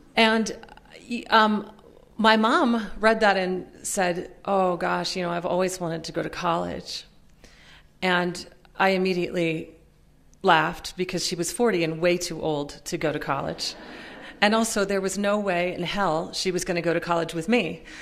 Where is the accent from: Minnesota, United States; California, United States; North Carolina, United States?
Minnesota, United States; also born or lived in Pennsylvania; grown up uh, poor and working class in, in, Minnesota, most of the time in Minnesota. I was born in Pennsylvania, but um, moved to Minnesota when I was about six